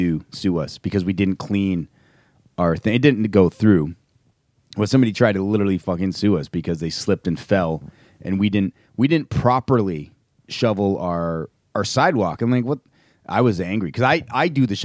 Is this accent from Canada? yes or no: yes; Canada; we are all from Canada. So we get snow 5 months out of our 12-month